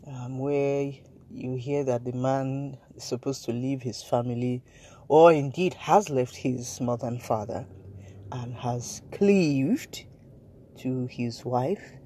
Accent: Nigeria

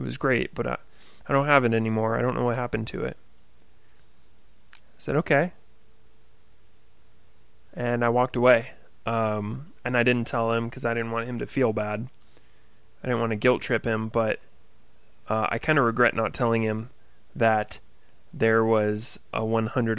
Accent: Oak Harbor, Washington, United States; I was working at a fitness center in my hometown of Oak Harbor, Washington

